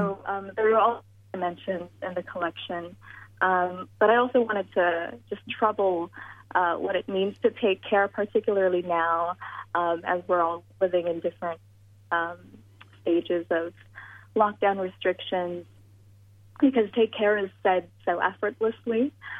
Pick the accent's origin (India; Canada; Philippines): Philippines; particularly as a woman, particularly as a Filipino woman.